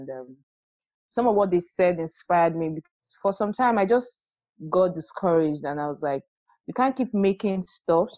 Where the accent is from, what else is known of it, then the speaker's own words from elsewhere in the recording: Lagos, Nigeria; I grew up in Lagos